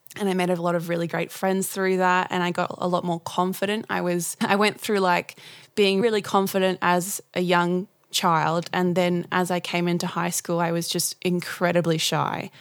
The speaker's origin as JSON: {"language": "English", "town": "Gladstone", "region": "Queensland", "country": "Australia", "tie": "born or raised there", "said": "I come from Gladstone in central Queensland"}